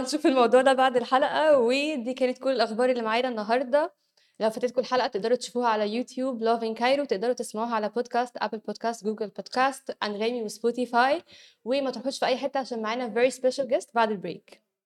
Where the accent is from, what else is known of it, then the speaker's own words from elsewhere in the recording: Egypt; احنا عندنا في مصر